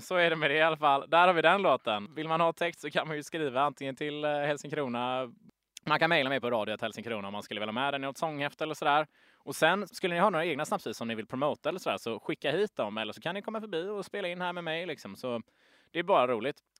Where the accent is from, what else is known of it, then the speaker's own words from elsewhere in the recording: Gothenburg, Västra Götaland, Sweden; accent: broad Gothenburg dialect; vi är två göteborgare här nu som pratar på tok för bred göteborgska